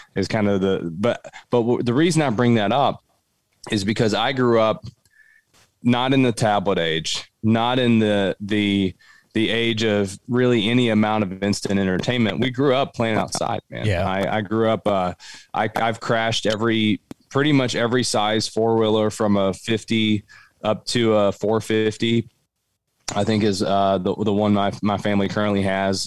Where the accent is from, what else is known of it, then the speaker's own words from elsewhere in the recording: Cumberland Gap, southeastern Kentucky, United States; I grew up in southeastern Kentucky. I grew up in Appalachia, right in the Cumberland Gap